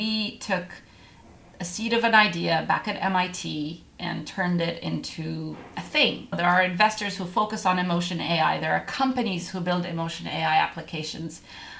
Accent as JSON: {"language": "English", "country": "Egypt", "also_born_or_lived": "Middle East", "lives_now": "United States", "said": "As I'm an immigrant, I grew up in the Middle East, Egyptian originally, and we have a lot of immigrants on our team"}